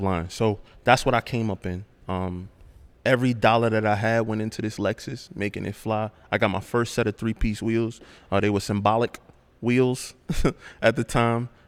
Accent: New York City, New York, United States; I'm born and raised in Brooklyn.

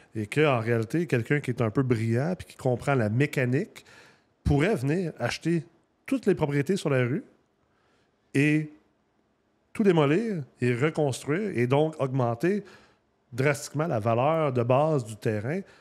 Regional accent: Quebec, Canada; also born or lived in Los Angeles, California, United States; moi j'ai grandi au Québec et en Californie, à Los Angeles.

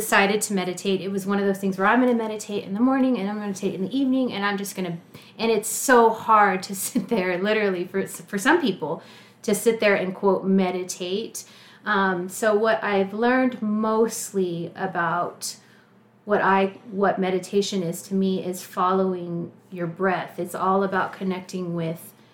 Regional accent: San Marcos, Texas, United States; moved away as an adult; also born or lived in Austin, Texas; now in Lawrence, United States; I came here from Austin. I'm Texas. Originally from a town just south of Austin called San Marcos.

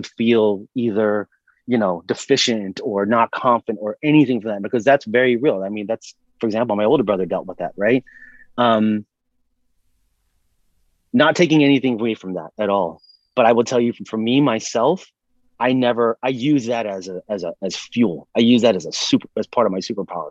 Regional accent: Hawaii, United States; moved away as an adult; also born or lived in Sacramento, California / Anaheim, California; I lived there from the time I was 8 to 18, so 10 years

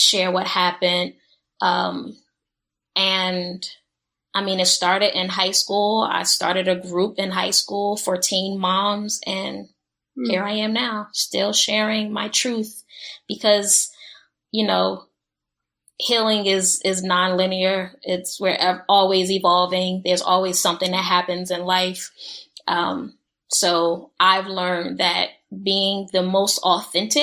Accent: Newark, New Jersey, United States; moved away; I grew up in Newark, New Jersey

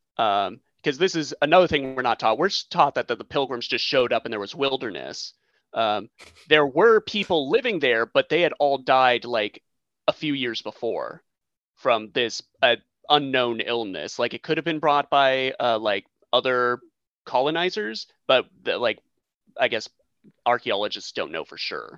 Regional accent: United States

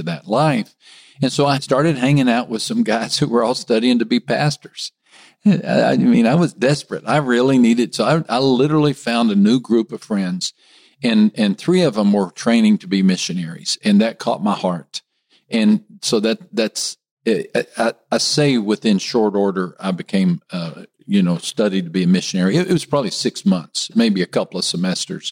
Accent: West Texas, United States; moved away as an adult; also born or lived in Miami, Florida / Rio de Janeiro, Brazil; I'm a Texan. I grew up in a small West Texas town

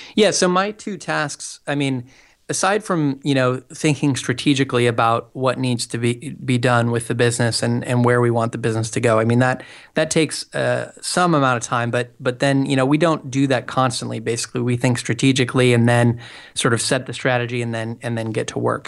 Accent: Portland, Oregon, United States; moved away as an adult; now in San Francisco, United States; I'm originally from the Portland, Oregon area

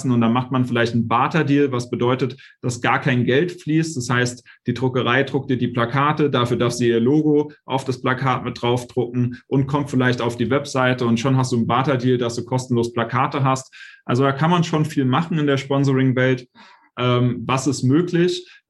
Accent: Hanau, Hesse, Germany; bin wieder zurück in meine Heimatstadt hier nach Hanau gezogen

